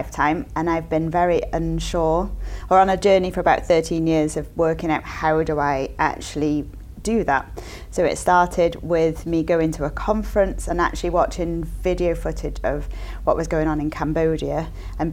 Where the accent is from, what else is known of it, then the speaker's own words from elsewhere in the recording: Mid Wales, United Kingdom; moved away as an adult; also born or lived in Thailand; now in Canada; I'm from a little small town in Mid Wales in the UK.